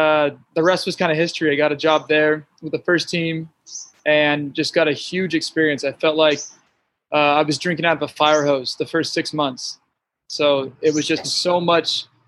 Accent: Santa Clarita, California, United States; I grew up in Santa Clarita Valley

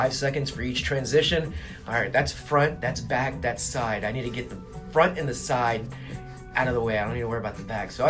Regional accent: San Antonio, Texas, United States; also born or lived in Houston; elementary school when I started, when we moved to San Antonio from Houston, and then when I started my middle school years, and then when I started my first day of freshman year

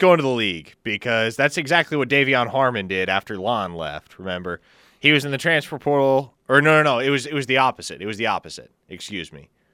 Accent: Omaha, Nebraska, United States; now in Norman, United States; my hometown, say what you will about it, it is easy to get around

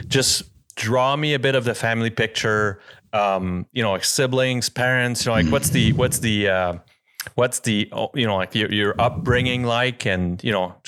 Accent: California, United States; born or raised there; now in Utah, United States

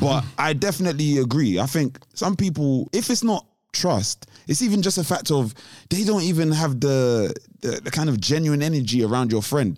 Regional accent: London, United Kingdom; I'm black, I'm from London

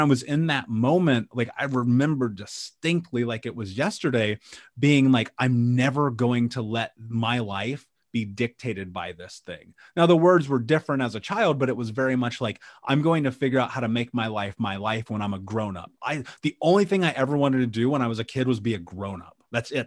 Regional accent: Indianapolis, Indiana, United States; I grew up in Indianapolis

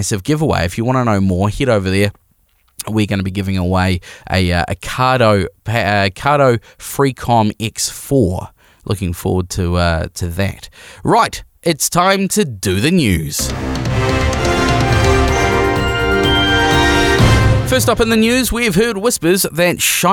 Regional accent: New Zealand; We are a Kiwi motorcycling podcast made by Kiwi Riders for Kiwi Riders

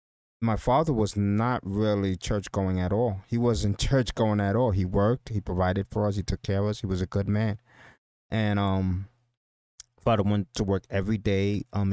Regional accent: San Pedro de Macorís, Dominican Republic; moved away; I'm basically a Spanish kid from Dominican Republic. I came here from Dominican Republic. I was basically from San Pedro de Macorís. It's a small town in Dominican Republic. And it was really, it was a really poor town.

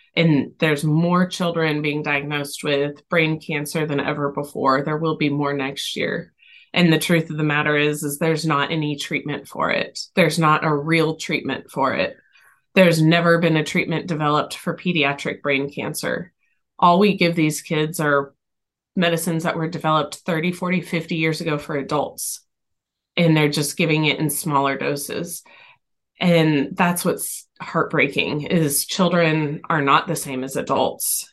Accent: Texas, United States; now in Tennessee, United States; we're from Texas originally. We're now in Tennessee.

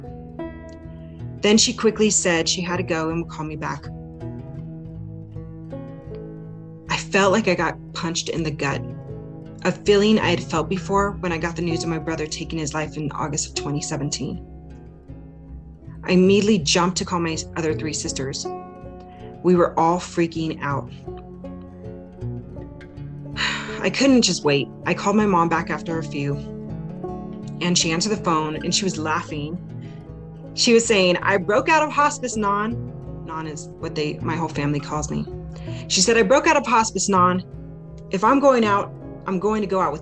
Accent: Arizona, United States; moved away as an adult; now in Wyoming, United States; my friends and family back in my home state of Arizona.

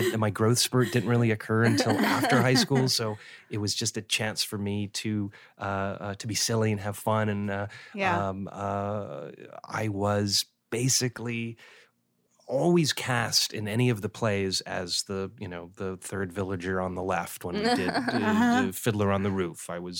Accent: Los Angeles, California, United States; I grew up in Los Angeles and I grew up surrounded by so many, actors, or at least children of actors and entertainers.

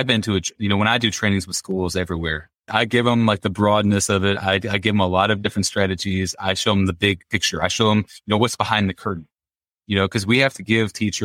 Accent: Indiana, United States; I'm from Indiana

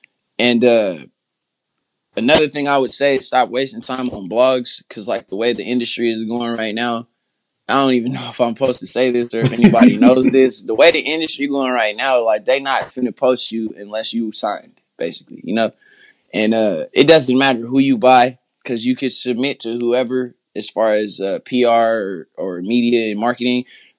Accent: Oakland, California, United States; I'm from Oakland, whoop-de-wop.

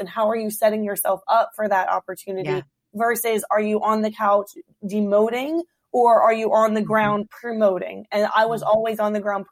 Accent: Hampton, Virginia, United States; moved away as an adult; now in Woodbridge, United States; I was born and raised in Hampton Roads.

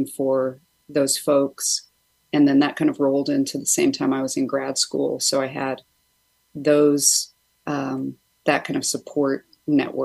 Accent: Albion, California, United States; moved away as an adult; also born or lived in Rhode Island / Oaxaca / New York City / Baltimore; I was born in Albion, and I moved back to the area, 12 years ago now

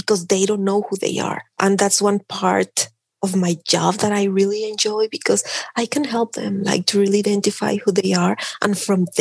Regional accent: Mexico City, Mexico; English is a second language; moved away as an adult; also born or lived in Tlaxcala; now in Canada; I'm from Mexico. I was born in Mexico City and I grew up there

